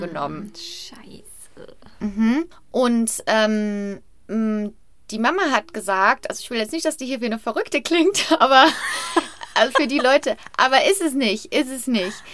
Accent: Brachelen, North Rhine-Westphalia, Germany; ich bin im Brachelen im Kreis Hückelhofen ähm, aufgewachsen

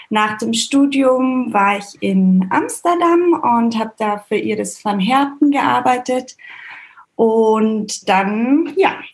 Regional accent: Bavaria, Germany; Ich bin im Allgäu aufgewachsen, so eine Stunde von München weg und auch immer viel in Österreich und Wien gewesen, weil da meine Mama herkommt.

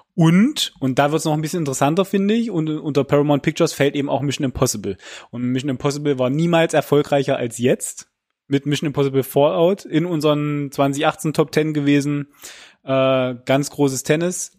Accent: Germany; bei uns in Deutschland

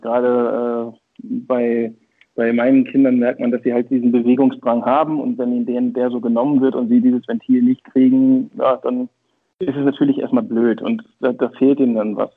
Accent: Brunsbüttel, Schleswig-Holstein, Germany; also born or lived in Hamburg; geboren in Hamburg, tatsächlich waschechter Norddeutscher. Ähm, aufgewachsen und sozialisiert in Schleswig-Holstein im beschaulichen Brunsbüttel

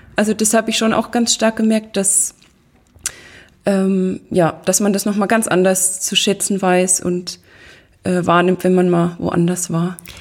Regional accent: Riedenberg, Bavaria, Germany; ich komme aus Riedenberg

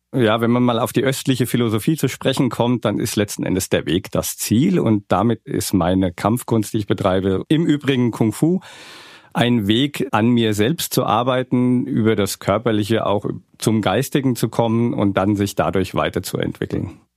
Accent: Bad Vilbel, Hesse, Germany; accent: Hessian; moved away; bin ich ein ausgewanderter Hesse. Ich bin in Bad Vilbel geboren.

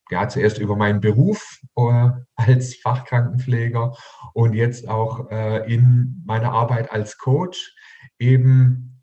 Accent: Heilbronn, Baden-Württemberg, Germany; Hier in meiner Heimatstadt in Heilbronn waren amerikanische Atomraketen äh, stationiert direkt vor unserer Haustüre.

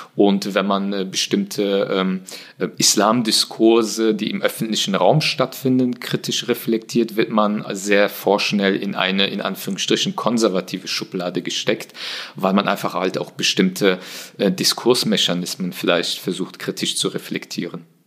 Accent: Germany; first language German; ich bin äh, hier geboren, hier aufgewachsen. Äh, Deutsch ist die Sprache, die ich am besten beherrsche. Sie ist meine Muttersprache in dem Sinne.

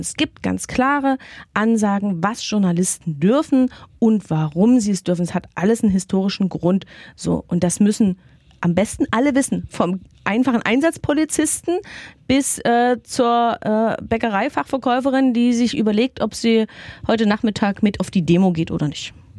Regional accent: Saxony, Germany; accent: Sächsisch; mir als geborene Sächsin

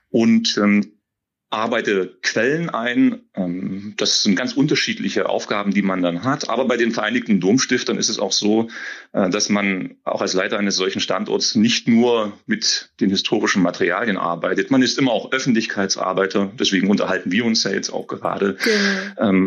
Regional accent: Saxony-Anhalt, Germany; Oh, ich komme durchaus aus der Region, das ist die Region um Querfurt, ähm, einem Dorf

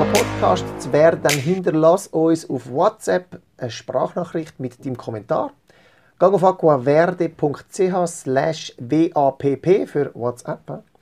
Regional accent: Zurich, Switzerland; wir sind im, im Salon aufgewachsen in Zürich. Äh, unsere Eltern hatten in Zürich einen Salon gehabt

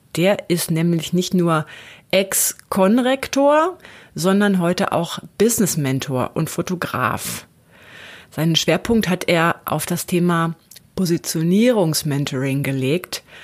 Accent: Lower Saxony, Germany; Ich bin auch gebürtige Niedersächsin und war da, bin da auch zur Schule gegangen.

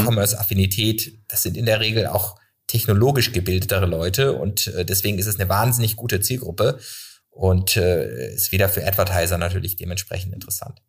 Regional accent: Freiburg, Baden-Württemberg, Germany; now in Cologne, Germany; Ich komme aus Freiburg

